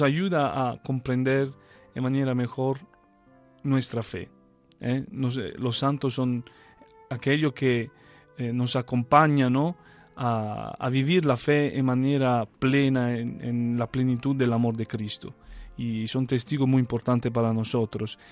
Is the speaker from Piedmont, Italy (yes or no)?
no; Taranto, Apulia, Italy; Spanish is a second language; moved away as an adult; now in Belgium; desde Taranto donde yo nací y crecí